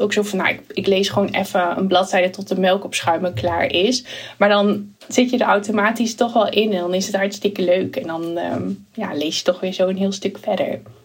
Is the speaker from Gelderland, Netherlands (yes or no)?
yes; Achterhoek, Gelderland, Netherlands; ik woon natuurlijk toen wel in een heel klein dorpje in de achterhoek